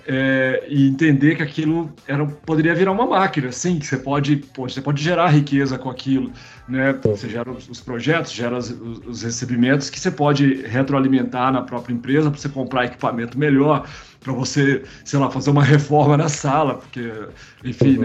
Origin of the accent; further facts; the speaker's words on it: Caratinga, Minas Gerais, Brazil; moved away; also born or lived in Juiz de Fora / Belo Horizonte / Campinas; eu sou mineiro, né, na verdade, de Juiz de Fora. Né? Eu, eu nasci em Juiz de Fora e morei muitos anos no interior de Minas, né, numa cidadezinha chamada Caratinga